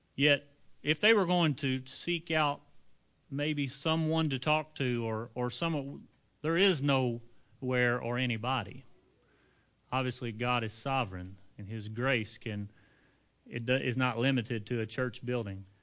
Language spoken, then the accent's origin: English; United States; we are American men with busy lifestyles